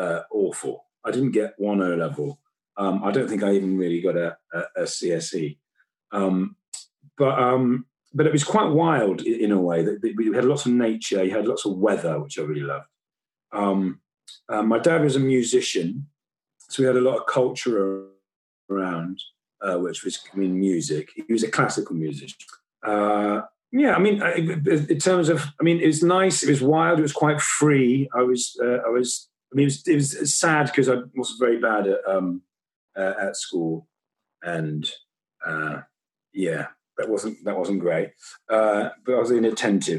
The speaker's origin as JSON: {"language": "English", "town": "Weston-super-Mare", "region": "South West England", "country": "United Kingdom", "tie": "born or raised there", "said": "I come from Weston-super-Mare."}